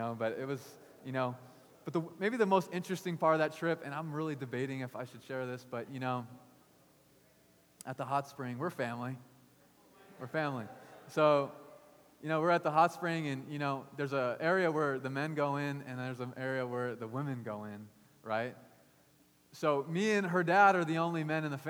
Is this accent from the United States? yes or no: yes; United States; I grew up as an all-American boy